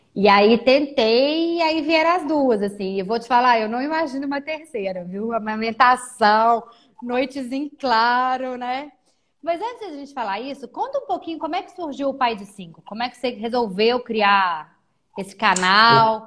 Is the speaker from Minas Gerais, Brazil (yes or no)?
yes; Belo Horizonte, Minas Gerais, Brazil; moved away as an adult; now in Maringá, Brazil; eu sou mineira, eu sou de BH